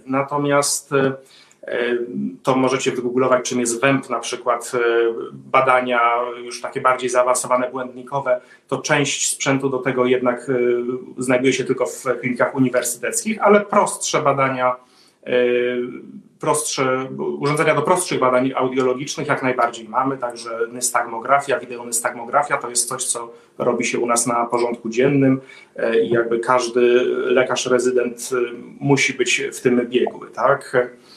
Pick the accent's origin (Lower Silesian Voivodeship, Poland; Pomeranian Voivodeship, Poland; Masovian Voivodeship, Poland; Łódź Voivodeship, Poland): Masovian Voivodeship, Poland; Warsaw; moved away as an adult; now in Sweden; jestem warszawiakiem z urodzenia